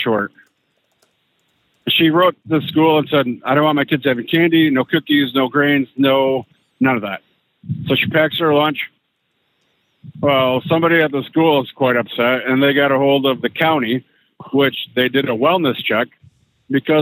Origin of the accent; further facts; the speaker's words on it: Michigan, United States; I'm from Michigan, so Battle Creek is right down the road